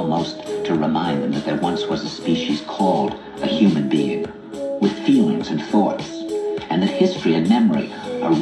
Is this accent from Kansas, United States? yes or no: no; New York, United States; I said, "New York."